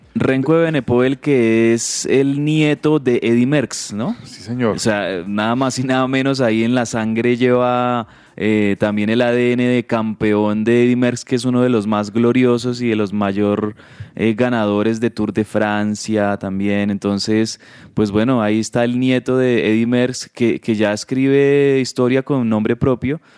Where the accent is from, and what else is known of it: Colombia